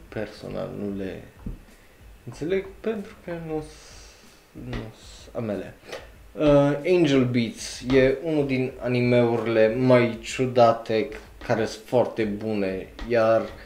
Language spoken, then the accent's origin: Romanian; Romania; ca român